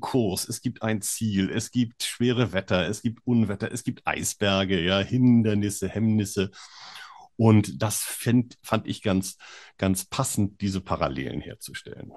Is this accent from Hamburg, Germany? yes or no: yes; Hamburg, Germany; moved away; ich komme ja ursprünglich aus Hamburg